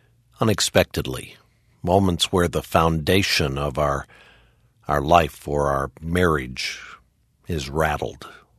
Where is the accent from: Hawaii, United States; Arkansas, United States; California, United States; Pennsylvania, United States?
Arkansas, United States; I'm from Central Arkansas, and it doesn't mean a whole lot to me.